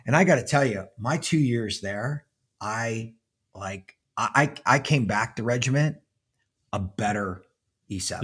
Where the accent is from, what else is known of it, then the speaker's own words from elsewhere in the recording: Pittsburgh, Pennsylvania, United States; I was born and raised in Pittsburgh, Pennsylvania